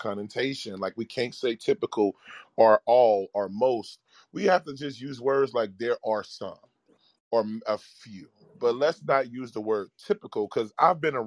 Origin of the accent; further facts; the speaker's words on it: Cincinnati, Ohio, United States; now in Austin, United States; my favorite radio station growing up in Cincinnati was called 100.9 The Wiz.